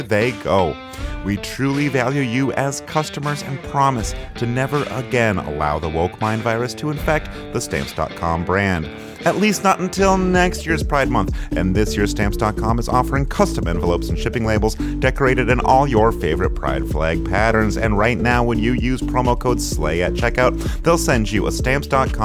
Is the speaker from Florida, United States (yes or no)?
no; Michigan, United States; We're all from Michigan originally.